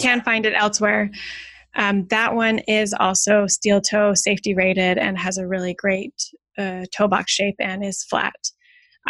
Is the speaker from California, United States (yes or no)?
yes; California, United States; moved away; I'm originally from California